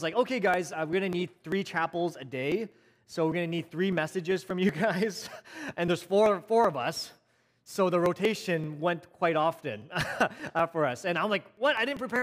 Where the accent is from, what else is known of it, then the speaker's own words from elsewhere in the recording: Vancouver, British Columbia, Canada; A city boy born in Vancouver, born and raised in Vancouver